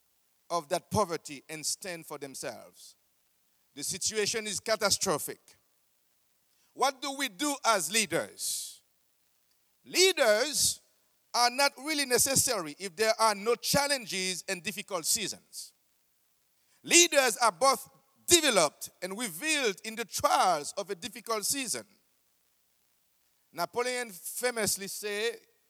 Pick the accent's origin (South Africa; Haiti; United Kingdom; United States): Haiti